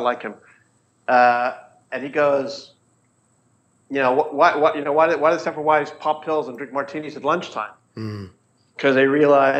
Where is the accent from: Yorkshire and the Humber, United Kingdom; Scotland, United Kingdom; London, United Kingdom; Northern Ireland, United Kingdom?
Scotland, United Kingdom; Edinburgh; I'd go back to Edinburgh. I grew up in Edinburgh.